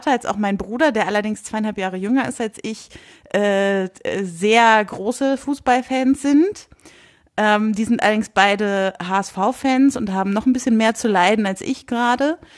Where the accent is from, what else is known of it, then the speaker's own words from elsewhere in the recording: Bleckede, Lower Saxony, Germany; Nee, das ist in Nordostniedersachsen.